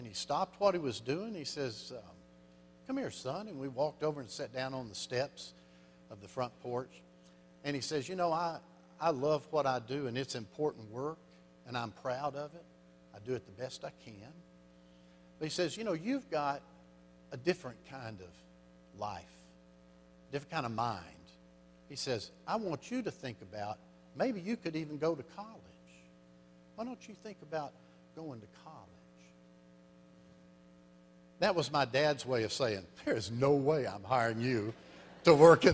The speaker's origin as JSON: {"language": "English", "region": "Arkansas", "country": "United States", "said": "I'm from Arkansas"}